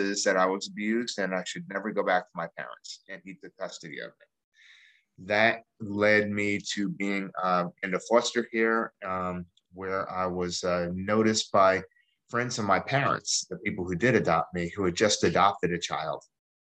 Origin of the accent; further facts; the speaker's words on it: East Orange, New Jersey, United States; also born or lived in Staten Island, New York / Philadelphia, Pennsylvania; now in East Greenville, United States; I originally grew up in East Orange, New Jersey, and lived in Staten Island for a while